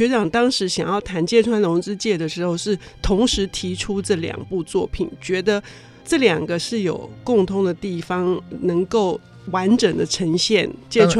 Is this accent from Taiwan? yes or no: yes; Taiwan; 就是我们台湾人办丧事的时候